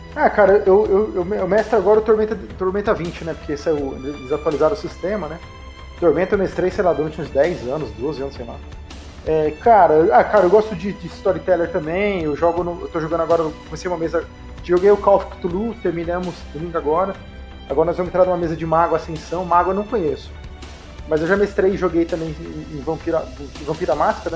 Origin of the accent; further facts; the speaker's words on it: interior of São Paulo, Brazil; eu sou daqui de São Paulo, nascido em São Paulo, mas cresci no interior de São Paulo